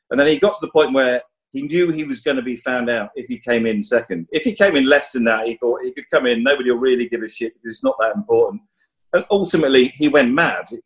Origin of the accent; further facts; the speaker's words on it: England, United Kingdom; growing up in the Midlands and stuff in the 70s